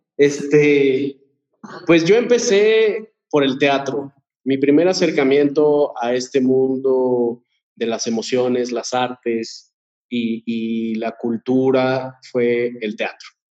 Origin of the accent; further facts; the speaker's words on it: Querétaro, Mexico; moved away as an adult; now in Mexico City, Mexico; nací aquí en la Ciudad de México, pero me, bueno, nos fuimos a vivir allá cuando yo tendría, no sé, tres años. Okay. Y vivía allá, o sea, crecí de los tres a los, a los, pues, veinte, más o menos